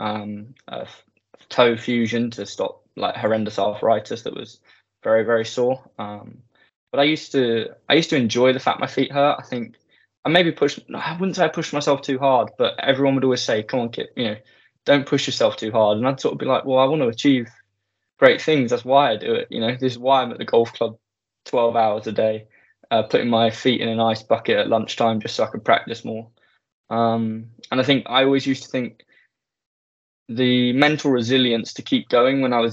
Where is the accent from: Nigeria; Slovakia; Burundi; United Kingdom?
United Kingdom; Sevenoaks, South East England; I was born in Sevenoaks, Kent, southeast of England.